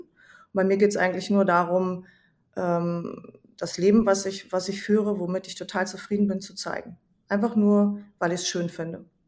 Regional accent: Hesse, Germany; ich komme aus Hessen. Ich wohne in einer Kleinstadt in der Nähe von Kassel

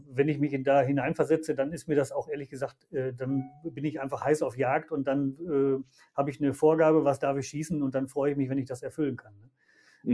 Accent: Germany; wir als Deutsche

